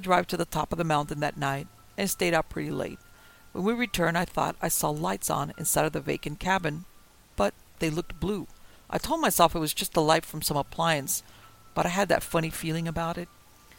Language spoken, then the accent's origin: English; the South, United States; I was born and raised in the South. Hunting, fishing, and being outside is what I'm all about.